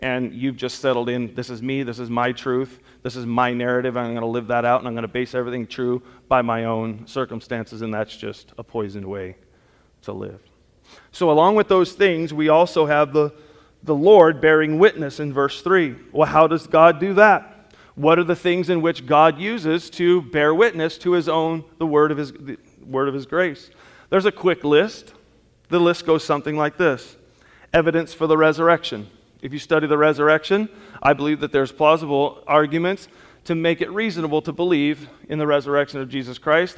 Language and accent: English; Southern California, United States; growing up in Southern California, I got exposed to all different kinds of culture